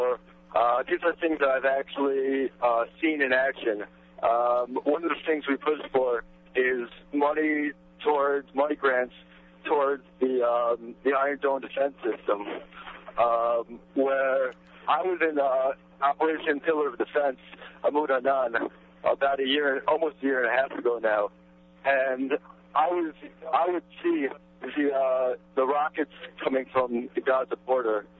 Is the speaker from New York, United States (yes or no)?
yes; New York City, New York, United States; also born or lived in Jerusalem; I'm from Queens originally. Lived in Jerusalem for a few years